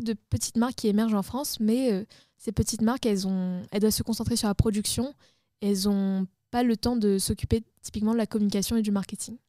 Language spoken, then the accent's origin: French; Réunion; on vit à La Réunion, enfin moi je suis originaire de La Réunion